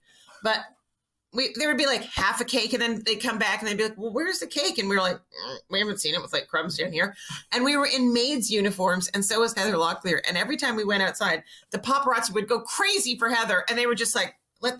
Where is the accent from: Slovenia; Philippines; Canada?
Canada; Montreal, Quebec